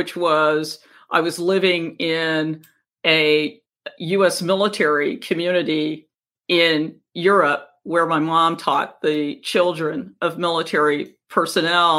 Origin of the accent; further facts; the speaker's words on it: Virginia, United States; also born or lived in Washington, D.C.; as a little kid, we moved from Washington, D.C. to segregated Virginia